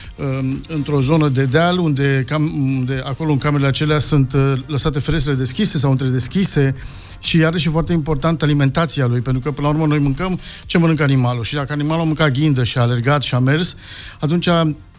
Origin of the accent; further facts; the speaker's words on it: Romania; moved away; also born or lived in Spain; noi ca români, noi munceam în restaurante